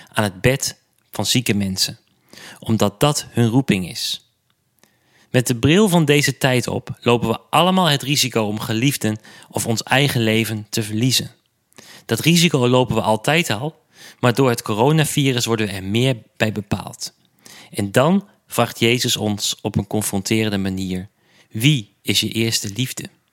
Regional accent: Enschede, Overijssel, Netherlands; mijn geboortestad Enschede

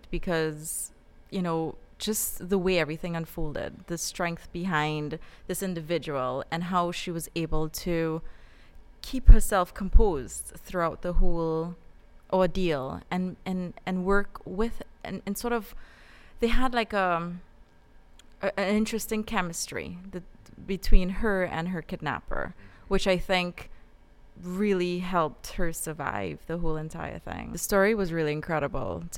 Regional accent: Trinidad & Tobago; moved away; I grew up in Trinidad.

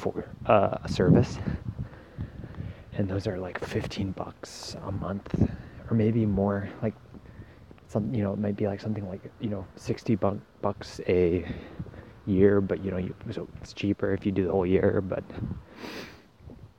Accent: Castlegar, British Columbia, Canada; my hometown of Castlegar

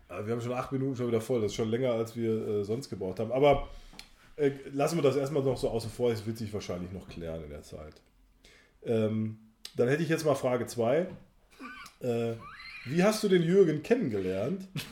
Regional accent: Sauerland, North Rhine-Westphalia, Germany; bei uns äh? im Sauerland

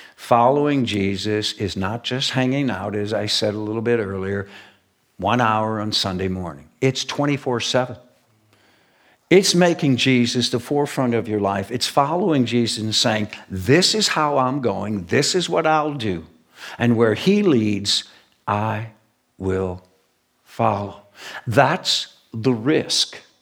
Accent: United States; I'm very proud to be born and raised in the United States of America

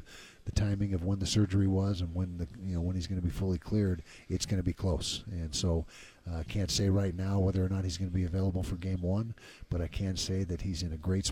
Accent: Utah, United States; growing up in Utah

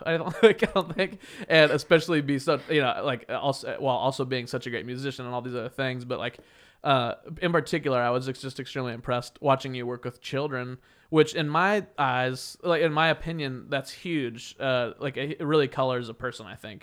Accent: Wichita, Kansas, United States; moved away; when I was growing up in, in my hometown, Wichita, Kansas

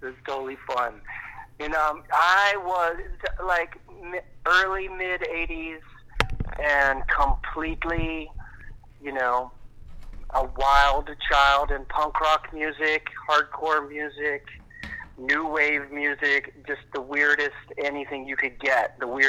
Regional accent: Chattanooga, Tennessee, United States; I'm from Chattanooga, Tennessee. Okay. And that's where I was born and grew up. It was kind of a collapsed steel town in the 70s.

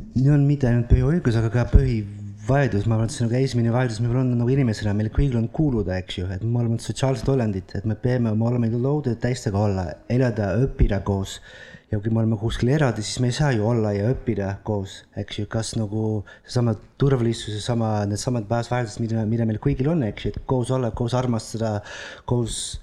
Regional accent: Netherlands; Estonian is a second language; moved away as an adult; also born or lived in Italy; now in Estonia; ma olen Hollandist pärit

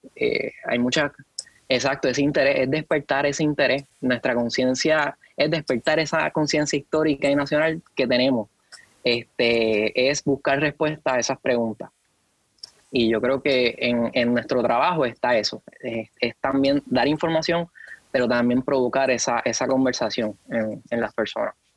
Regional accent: Puerto Rico; lo que somos como puertorriqueños.

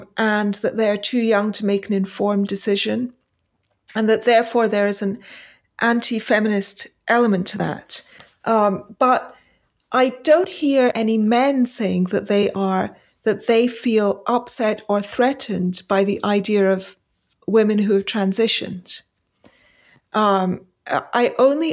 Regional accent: Pakistan; also born or lived in India; now in United Kingdom; I left for Pakistan as a very young, as a babe in arms. And I grew up in Pakistan and returned in the late 70s to the UK.

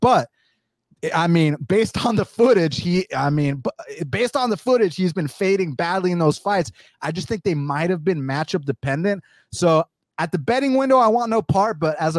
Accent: Atlanta, Georgia, United States; my hometown, Atlanta

